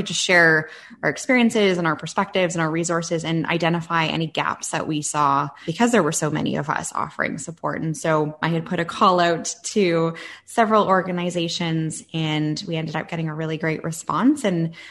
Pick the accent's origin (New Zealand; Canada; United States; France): Canada; Southwestern Ontario; moved away as an adult; also born or lived in Yukon; I'm from Southwestern Ontario.